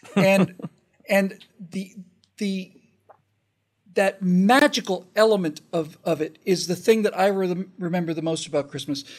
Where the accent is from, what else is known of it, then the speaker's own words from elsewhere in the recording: United States; an American kid growing up when I did